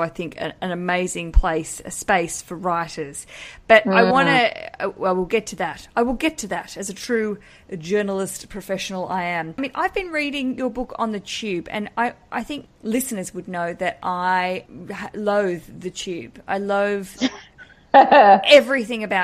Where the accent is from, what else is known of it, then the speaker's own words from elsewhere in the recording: Australia; moved away; one of my own countrywomen. She, like me, does not live in our country